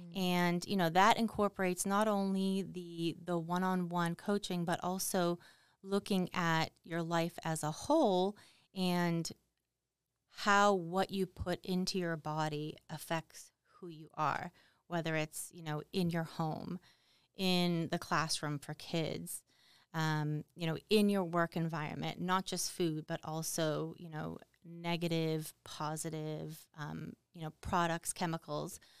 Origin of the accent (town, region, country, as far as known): Boston, Massachusetts, United States; moved away